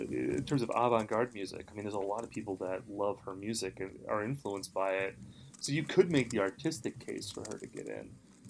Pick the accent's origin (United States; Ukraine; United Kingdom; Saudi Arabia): United States; Midwest; I'm from the Midwest